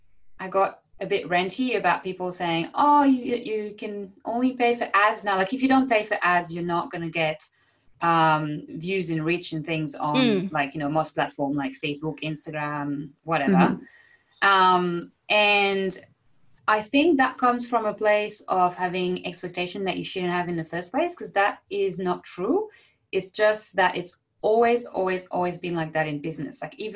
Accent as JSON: {"language": "English", "country": "France", "accent": "French", "second_language": "English", "said": "I'm just embracing the Frenchness now. Yeah. For so many years, I was like, oh, but my accent."}